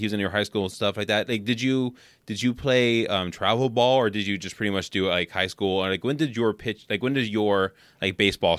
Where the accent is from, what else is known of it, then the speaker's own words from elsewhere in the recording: San Francisco Bay Area, California, United States; So I grew up in San Francisco Bay Area